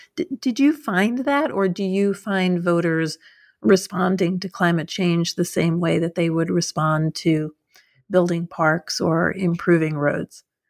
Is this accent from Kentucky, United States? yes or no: no; New York, United States; moved away; I'm originally from New York, but I wasn't in New York when Bloomberg was mayor